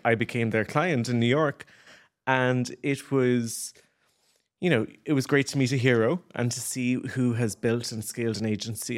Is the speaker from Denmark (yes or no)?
no; Ireland; moved away as an adult; as Irish people